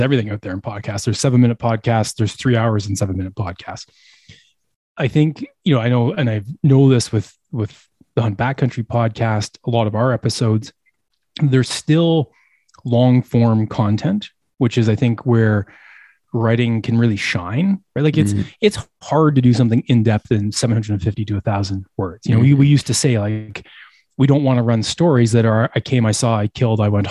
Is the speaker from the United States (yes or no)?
no; Eastern Canada, Canada; I grew up in Eastern Canada.